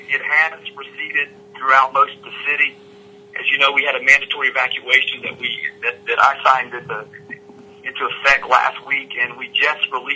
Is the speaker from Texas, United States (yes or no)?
no; Vanceboro, North Carolina, United States; now in Greenville, United States; I was born and raised in Craven County, a son of Vanceburg